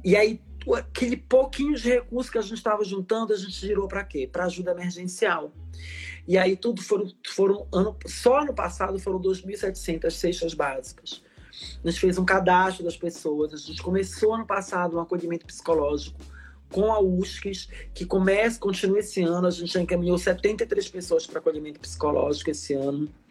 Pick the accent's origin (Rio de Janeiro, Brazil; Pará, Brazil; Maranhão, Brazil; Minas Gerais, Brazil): Pará, Brazil; Belém; moved away as an adult; also born or lived in Brasília / São Paulo / Salvador; eu saí lá de Belém do Pará. Eu sou paraense, eu sou nortista, filha da Amazônia, como eu gosto de dizer. É, nasci numa família extremamente conservadora, religiosa, porque sabe que lá em Belém